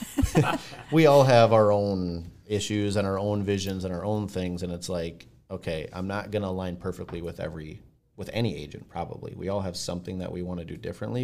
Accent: Blaine, United States; we're from Blaine

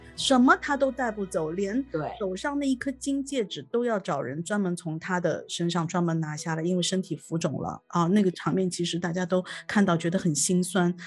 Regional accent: Shanghai, China; 我们上海人说

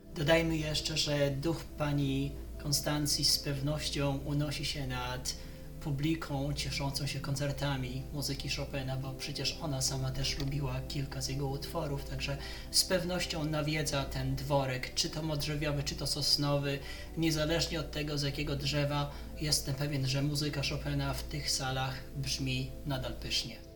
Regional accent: Skierniewice, Łódź Voivodeship, Poland; moved away; generalnie stamtąd wyszedłem, stamtąd wyrosłem

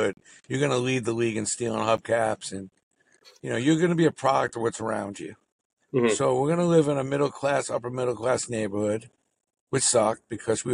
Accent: New York City, New York, United States; growing up in Brooklyn, where, I mean, listen, Brooklyn, it had everything

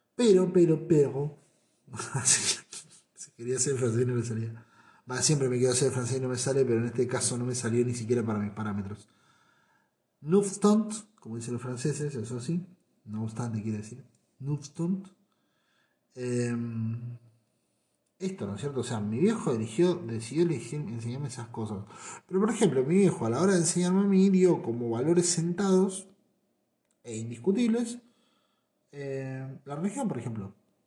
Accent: Argentina; Me gusta ser argentino

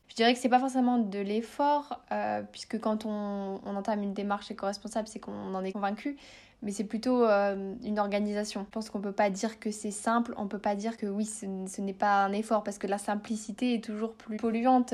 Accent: north of France, France; moved away; j'habite dans le sud de la France, mais je suis originaire du nord de la France

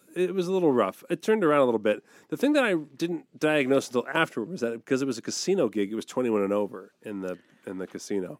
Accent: East Coast, United States; moved away; I grew up on the East Coast

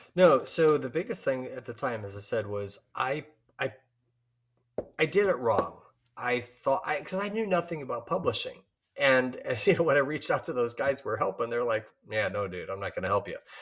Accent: Chicago, Illinois, United States; Chicago, uh, my hometown

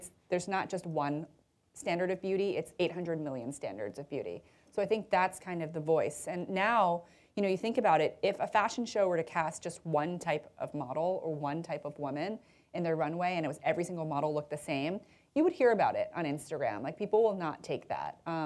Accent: United States; I'm American

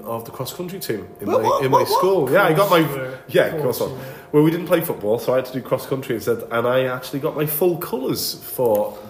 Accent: United Kingdom; School teachers, like, same as being very British, isn't it?

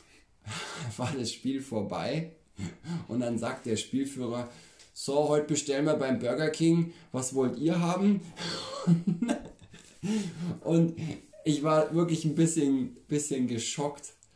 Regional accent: Bavaria, Germany; bei uns in Bayern

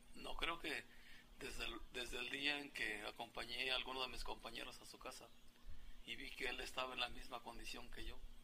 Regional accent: his village near Tepatepec, Hidalgo, Mexico; tendría que caminar de mi pueblo a la carretera, dos kilómetros, de Tepatepec al Meche otros dos kilómetros

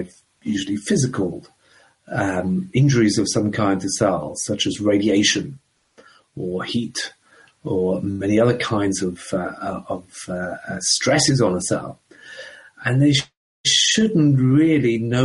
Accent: Coventry, West Midlands, United Kingdom; also born or lived in Ireland / London; I was born in the Republic of Ireland many years ago. But my family emigrated to England back in the 1960s. And I grew up in a town in the middle of England called Coventry

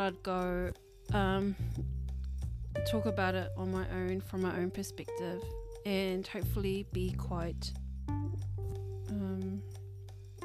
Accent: Auckland, New Zealand; I come from a Labour voting family, and I come from South Auckland

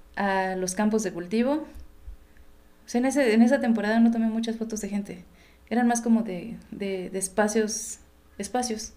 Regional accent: Oaxaca, Mexico; nací y crecí aquí, aunque de repente mis documentos dicen otra cosa

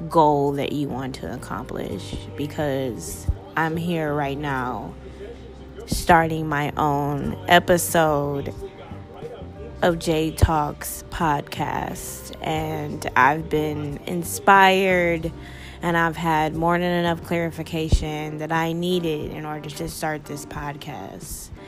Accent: Upland, California, United States; also born or lived in Toledo, Ohio; I'm from Upland, California, along with Toledo, Ohio, and both of those places are two totally different worlds.

